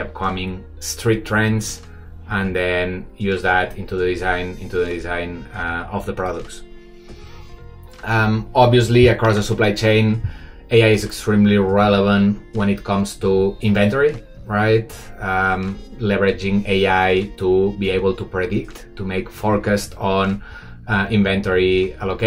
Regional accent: Barcelona, Catalonia, Spain; moved away as an adult; now in Shanghai, China; I'm from Barcelona, but I've been living 12 years in Shanghai.

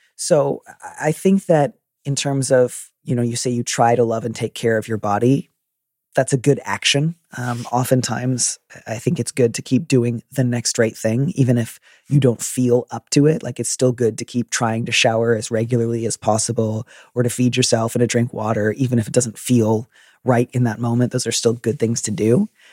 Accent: Midwest, United States; I'm from the Midwest

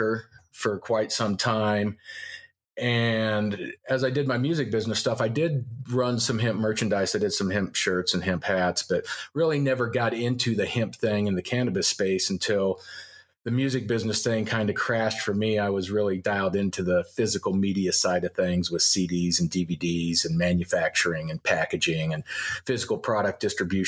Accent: Loveland, Colorado, United States; moved away as an adult; also born or lived in Seattle; I grew up in Loveland

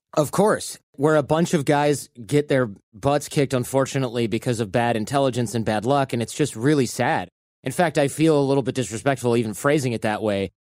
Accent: Michigan, United States; now in California, United States; I grew up in Michigan

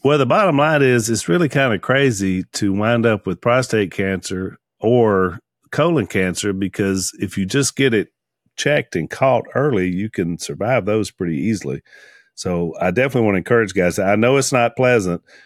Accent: Junction City, Louisiana, United States; close to where we grew up in Junction City

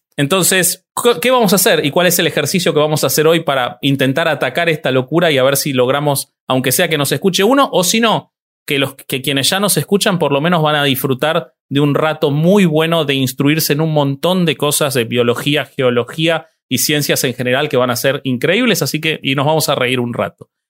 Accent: Argentina; el único pelado con barba argentino voy a ser yo acá

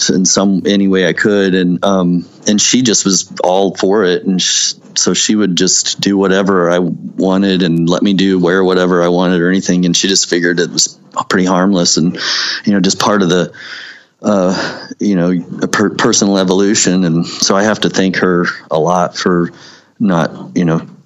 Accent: Missouri, United States; this is another thing that intrigues me about my hometown growing up, and it's in skating and all that um, it's funny because the town over the the college town Rolla

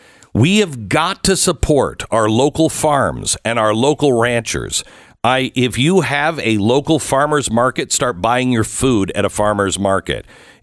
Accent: Texas, United States; as a Texan, I'm really embarrassed by our state.

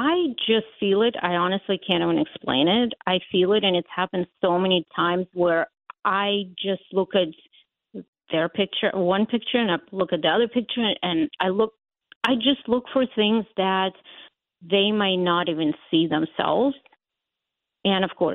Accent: Latvia; English is a second language; also born or lived in Ukraine; now in United States; I was born in Ukraine, but we lived in the Baltics in Latvia

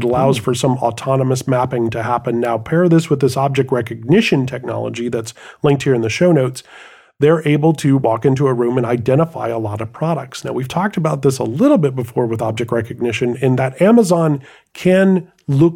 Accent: United States; I'm just an American brute.

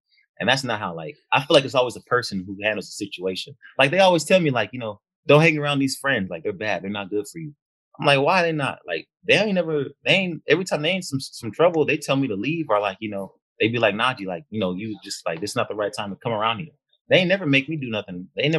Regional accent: Bay Area, California, United States; also born or lived in Martinez, California / San Francisco / Richmond / Oakland; I'm originally from I lived everywhere in the Bay Area. So San Francisco, Richmond, Oakland, like Antioch.

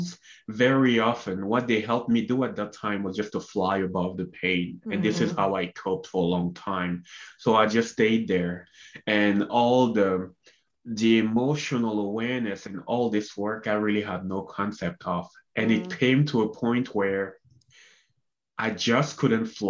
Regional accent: Cameroon; moved away as an adult; also born or lived in Canada; I was born and raised in Cameroon, Central Africa

